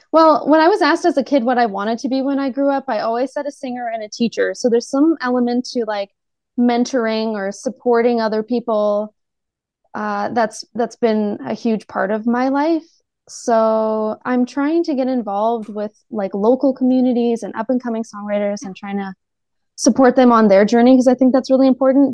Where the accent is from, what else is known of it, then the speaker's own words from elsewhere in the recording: Canada; growing up in Canada